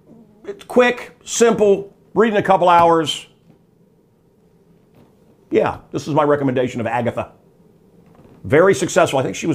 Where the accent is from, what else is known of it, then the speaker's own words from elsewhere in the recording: United States; I'm an American